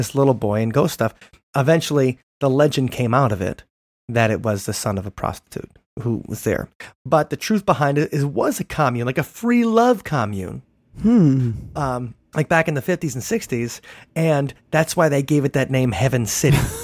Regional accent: Big Bend, Wisconsin, United States; where I grew up in Big Bend

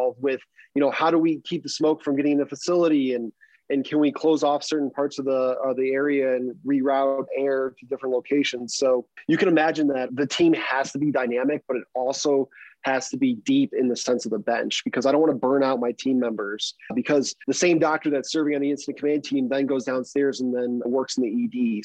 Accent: Illinois, United States; now in Colorado, United States; I'm originally from Illinois

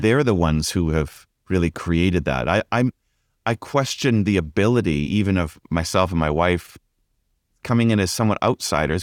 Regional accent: Vancouver, British Columbia, Canada; also born or lived in Ontario; now in Vancouver, Canada; I grew up in Vancouver

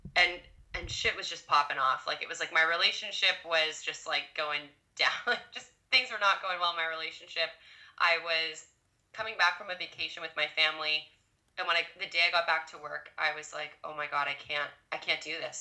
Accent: Ottawa, Ontario, Canada; born and raised in Ottawa

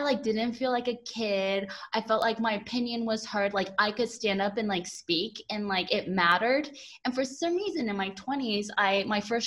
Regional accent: United States; moved away as an adult; now in London, United Kingdom; growing up in a small town in America

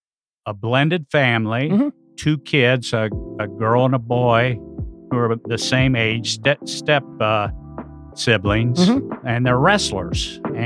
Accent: Kokomo, Indiana, United States; moved away as an adult; also born or lived in New Castle, Indiana / West Lafayette, Indiana / Crawfordsville, Indiana / Galesburg, Illinois; now in South Bend, United States; And then in fifth grade, we moved back to Indiana, to Kokomo, Indiana. And I went to high school there, kind of consider it my hometown.

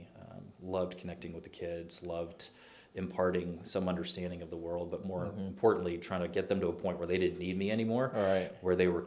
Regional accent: Austin, Texas, United States; also born or lived in London / Minneapolis; now in Nashville, United States; I grew up in Austin.

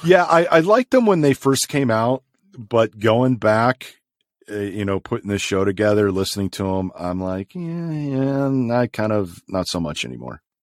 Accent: Chicago, Illinois, United States; Growing up in Chicago

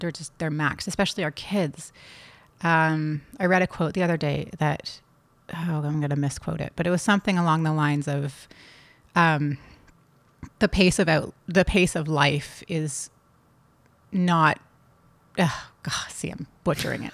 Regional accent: Toronto, Ontario, Canada; also born or lived in California; I grew up in Toronto

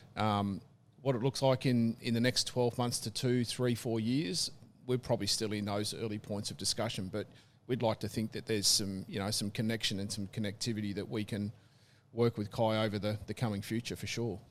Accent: Tasmania, Australia; growing up in Tassie as a kid

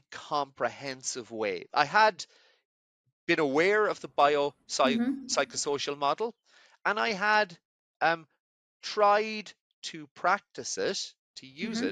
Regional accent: Ireland; moved away as an adult; also born or lived in Edinburgh, Scotland; I grew up in Ireland

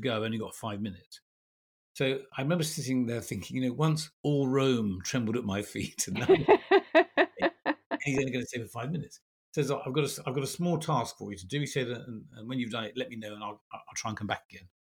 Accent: England, United Kingdom; also born or lived in Belgium / America; My family and I lived in Belgium. We're English

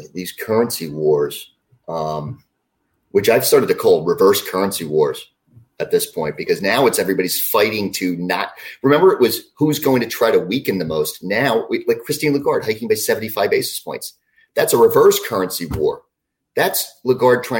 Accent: United States; I'm an American.

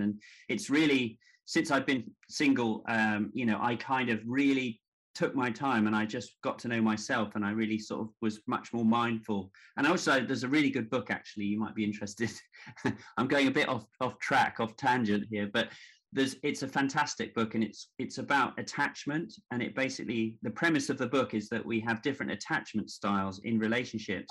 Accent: Devon, South West England, United Kingdom; moved away as an adult; also born or lived in New York / Hackney, London; i grew up in devon although I was born in New York

